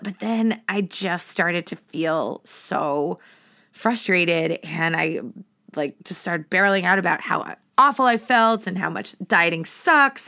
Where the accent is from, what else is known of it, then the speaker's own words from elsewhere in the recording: Massachusetts, United States; moved away as an adult; now in Boston, United States; I moved back to my hometown and then, um, eventually into Boston. So I moved back to Massachusetts